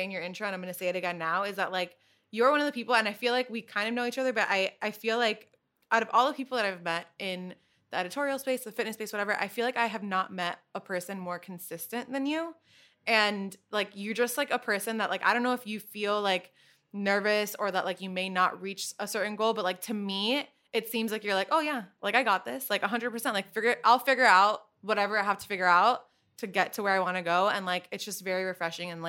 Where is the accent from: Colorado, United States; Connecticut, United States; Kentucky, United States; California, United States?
Connecticut, United States; Trumbull; moved away as an adult; now in New York City, United States; So I grew up in Trumbull, Connecticut.